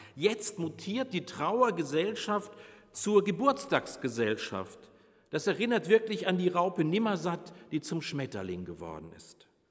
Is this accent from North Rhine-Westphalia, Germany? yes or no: no; Bavaria, Germany; moved away; Ich komme ja aus Bayern